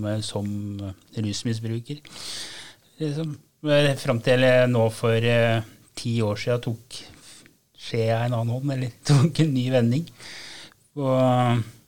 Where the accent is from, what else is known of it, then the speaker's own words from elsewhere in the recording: Gol, Buskerud, Norway; Og jeg vokste opp på Gol, som uh, lite tettsted som alle visste hvem alle var